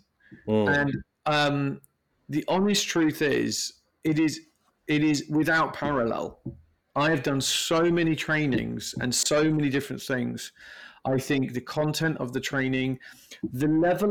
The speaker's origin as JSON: {"language": "English", "country": "United Kingdom", "said": "I'm from Britain"}